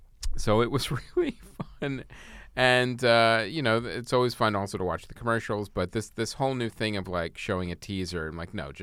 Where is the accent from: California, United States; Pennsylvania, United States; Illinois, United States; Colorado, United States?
Pennsylvania, United States; Philadelphia; I am from Philly.